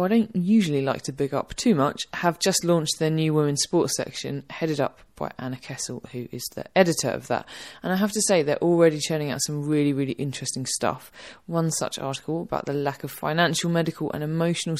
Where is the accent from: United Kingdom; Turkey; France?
United Kingdom; Essex, East of England; I'm from Essex